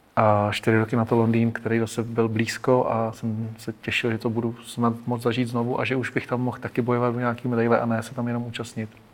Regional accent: Hořovice, Central Bohemian Region, Czechia; já jsem z Hořovic a to máme podbrdský noviny

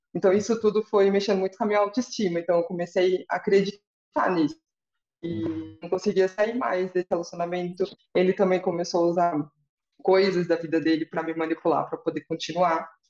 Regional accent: interior of São Paulo, Brazil; sou do interior de São Paulo

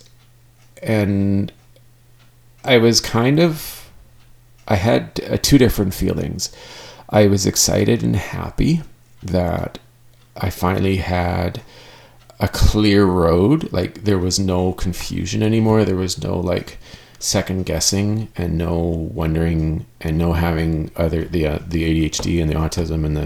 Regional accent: Canada; I am Canadian

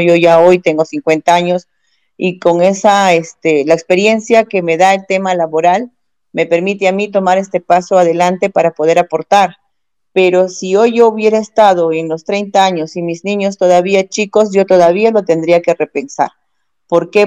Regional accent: Peru; nosotros como peruanos

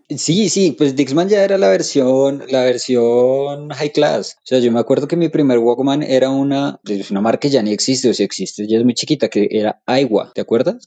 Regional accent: Colombia; nosotros como colombianos

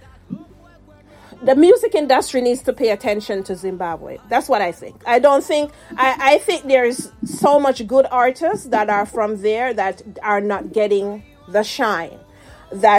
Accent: Jamaica; now in United States; as a Jamaican

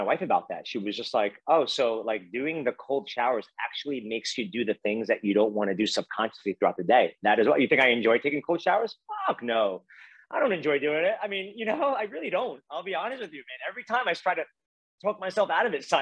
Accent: New York City, New York, United States; growing up in Brooklyn, New York

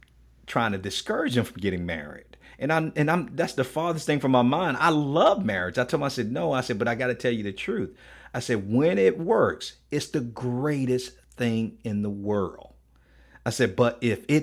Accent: Miami, Florida, United States; I'm from Miami

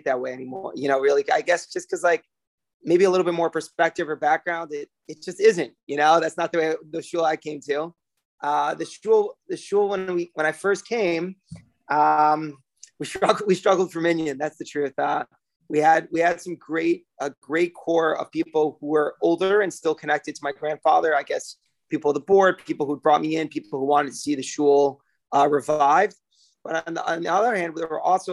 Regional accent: South Bend, Indiana, United States; also born or lived in Israel; now in New York, United States; I'm born and raised in South Bend, Indiana, Notre Dame, Fighting Irish

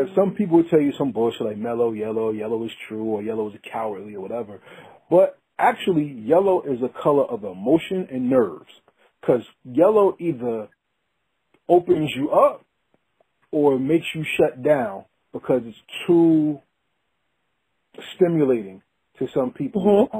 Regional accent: New Jersey, United States; my home state, shout out to Jersey

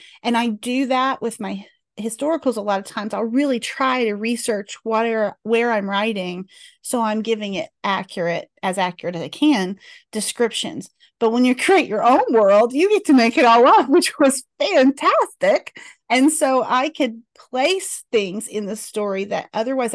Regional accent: Mount Airy, North Carolina, United States; I grew up just a few miles from Mount Airy

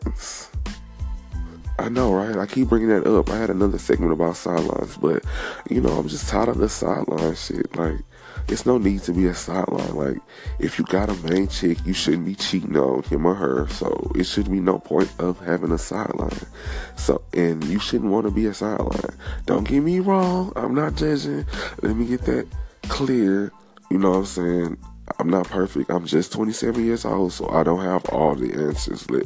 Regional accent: Texas, United States; also born or lived in Beaumont, Texas / Houston, Texas; I'm from Texas. Beaumont stand up, H-Town stand up.

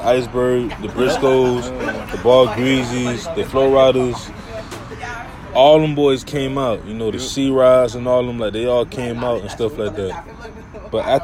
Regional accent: Miami, Florida, United States; I'm from Miami. I'm from, you know what I'm saying, I'm from Florida.

